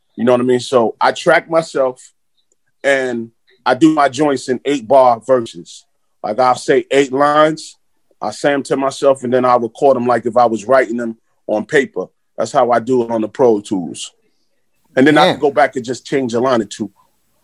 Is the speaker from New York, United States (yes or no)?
yes; New York City, New York, United States; growing up in Flatbush, Brooklyn